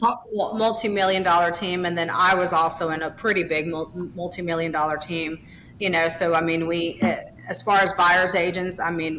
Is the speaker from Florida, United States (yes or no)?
yes; Miami, Florida, United States; moved away as an adult; also born or lived in Honduras; now in Louisiana, United States; So actually, I was born in Honduras, born there. My dad actually went to Honduras and met my mother there, and then spent up to age three there. And then I was raised in Miami for a while there, lived there. And we moved in 96, we moved to Florida. And then in 2012, we made the move here to Louisiana.